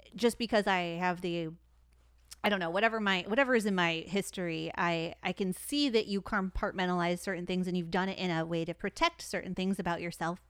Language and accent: English; Detroit, Michigan, United States; I'm from Detroit